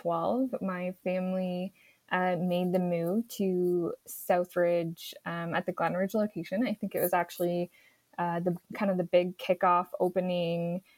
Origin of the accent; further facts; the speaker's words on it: Beamsville, Ontario, Canada; also born or lived in Hamilton / Ottawa; I grew up in Beamsville, so locally in Niagara, and attended high school at Eden and St. Catharines.